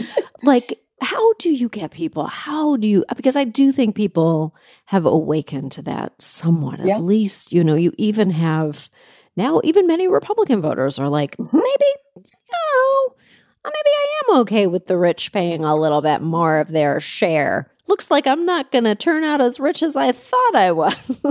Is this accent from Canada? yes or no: yes; Canada; now in United States; I'm from Canada